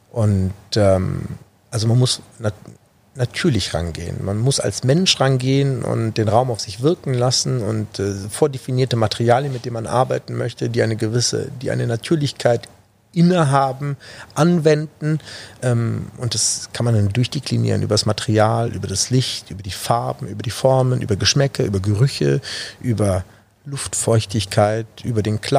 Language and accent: German; Düsseldorf, North Rhine-Westphalia, Germany; Vor allen Dingen, weil es meine Heimat ist. Und das ist auch der Grund, warum ich mich auf Düsseldorf äh, aktuell beschränke